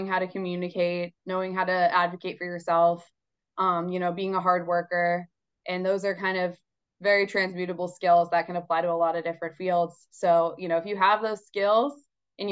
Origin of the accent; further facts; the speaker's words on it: Boston, Massachusetts, United States; I'm from Boston, Mass. Grew up in the Boston area. I've lived in Boston my entire life.